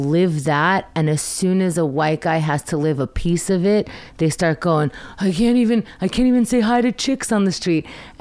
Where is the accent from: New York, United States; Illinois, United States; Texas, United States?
New York, United States; New York City; also born or lived in Israel; I grew up in Queens.